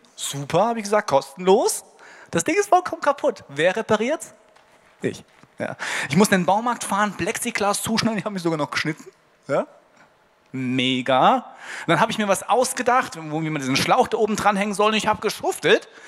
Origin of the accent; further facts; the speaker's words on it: Hesse, Germany; Bei uns in Hessen